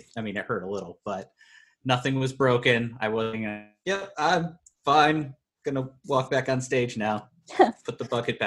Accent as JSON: {"language": "English", "town": "Moline", "region": "Illinois", "country": "United States", "said": "I'm from Moline, so I lived in Illinois"}